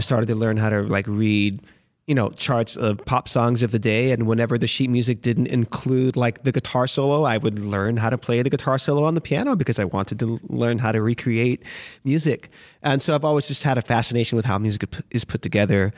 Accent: Miami, Florida, United States; moved away as an adult; also born or lived in Los Angeles / Boston; now in New York, United States; I feel like I grew up in Miami

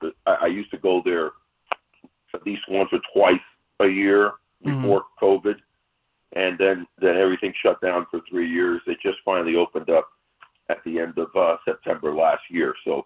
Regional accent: Cuba; moved away; my home country, birth country.

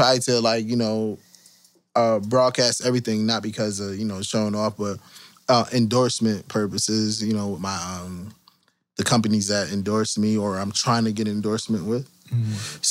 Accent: Connecticut, United States; We are from Connecticut

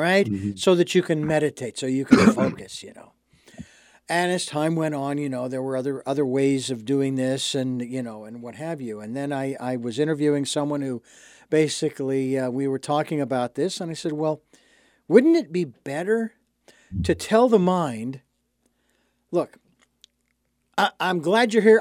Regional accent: Phoenix, Arizona, United States; now in Santa Barbara, United States; growing up in Phoenix

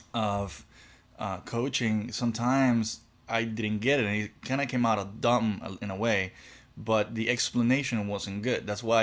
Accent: Cuba; growing up in Cuba, you're taught, when you're learning, you're taught how to teach.

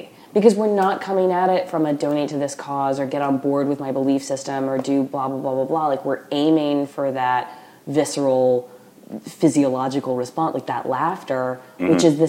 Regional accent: the Bible Belt, United States; So, like, I grew up in the Bible Belt or whatever, and the people I hated the most were enforcers of the social order.

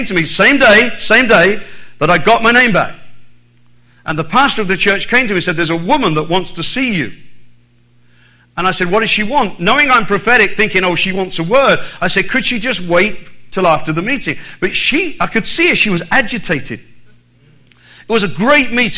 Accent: Ireland; also born or lived in United Kingdom; now in Texas, United States; I was born in Southern Ireland

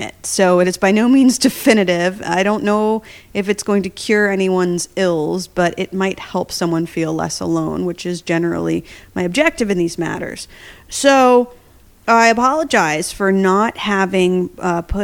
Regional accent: New Jersey, United States; now in New York City, United States; I'm from Jersey

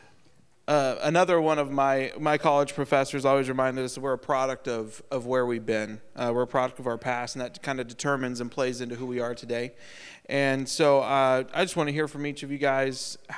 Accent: Iowa, United States; also born or lived in Tennessee; now in Napoleon, United States; I'm from Iowa

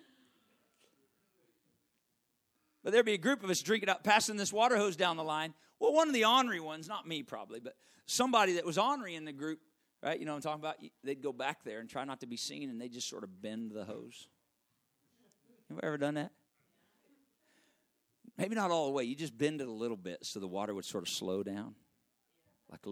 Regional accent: Arkansas, United States; moved away; I'm from Arkansas

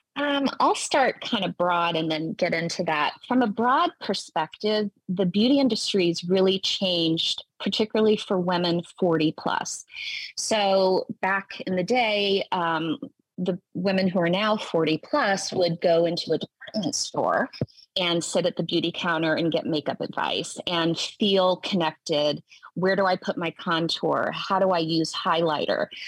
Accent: Tennessee, United States; I grew up in the South, I'm from Tennessee.

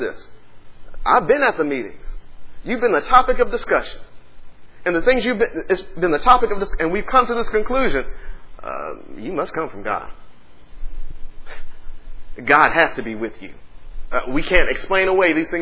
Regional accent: Dallas, Texas, United States; now in Austin, United States; I'm from Dallas

